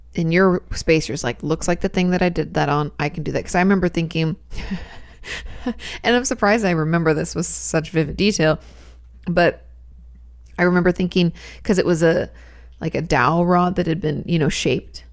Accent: Washington, United States; also born or lived in California; now in Texas, United States; I grew up in Washington State, where there's plenty of rain

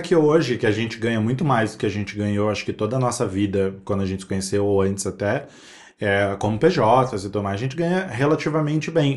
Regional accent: São Paulo, Brazil; Eu vim da Zona Leste de São Paulo

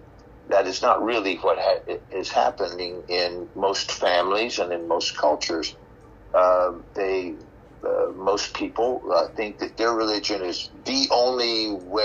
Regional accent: Oklahoma, United States; my wife of 25 years is from Iran, and I'm from Oklahoma

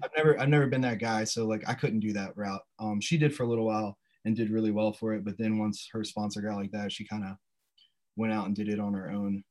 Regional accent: Sussex County, Delaware, United States; I grew up in uh, Sussex County

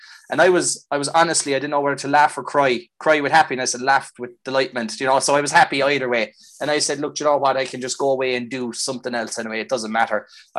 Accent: Lixnaw, Munster, Ireland; moved away as an adult; also born or lived in Bali; now in Australia; I'm from a place called Lickshna in County Kerry, a small village outside Tralee, basically. We're in North Kerry.

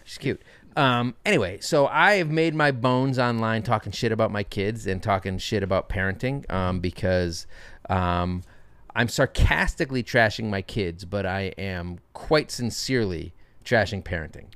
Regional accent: Connecticut, United States; moved away as an adult; also born or lived in Boston; now in Brooklyn, United States; I was raised in Connecticut.

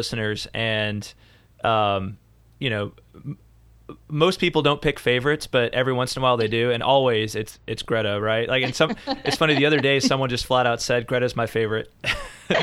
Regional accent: Franklin, Tennessee, United States; I hail from the Nashville area as well, Franklin, Tennessee, just down the road from Franchelle

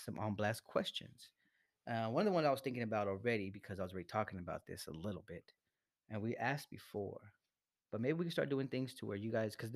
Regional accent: Salinas, California, United States; We're some locals. You know, we're from Salinas

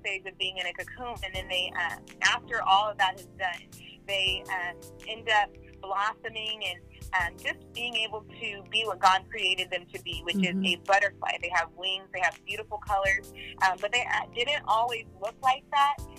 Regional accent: Oakland, California, United States; moved away as an adult; also born or lived in Brentwood; when I got out of high school and I graduated, I moved to Brentwood and from Oakland

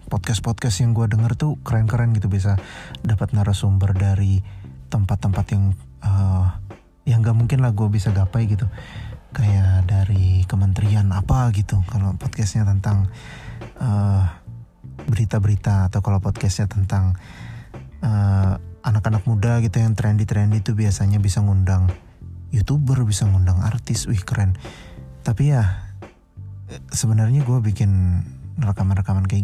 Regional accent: Banjarmasin, South Kalimantan, Indonesia; gue lahir dan besar gue di Banjarmasin

